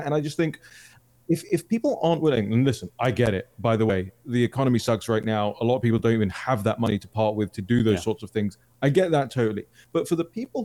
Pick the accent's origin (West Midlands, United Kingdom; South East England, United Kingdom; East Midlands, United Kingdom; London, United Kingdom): London, United Kingdom; I'm from London